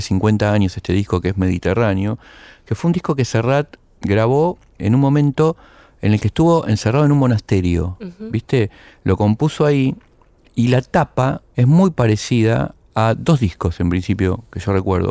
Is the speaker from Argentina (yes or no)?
yes; Argentina; en nuestro país